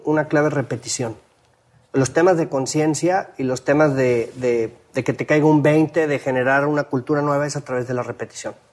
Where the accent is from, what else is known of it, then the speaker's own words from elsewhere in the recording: Mexico; sobresalimos como mexicanos